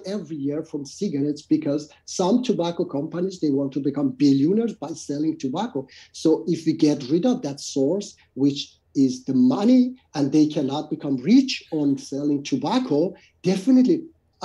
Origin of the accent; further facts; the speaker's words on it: Iran; my home country, Iran